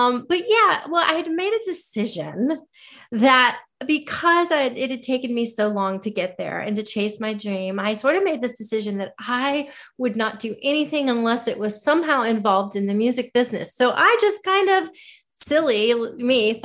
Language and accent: English; Florida, United States; now in Nashville, United States; I'm originally from Florida. I grew up in Florida